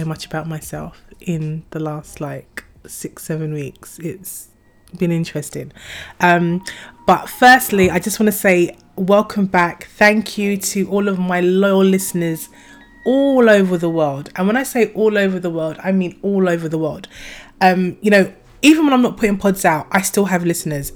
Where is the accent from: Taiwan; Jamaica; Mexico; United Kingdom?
United Kingdom; Croydon, London; Croydon is my hometown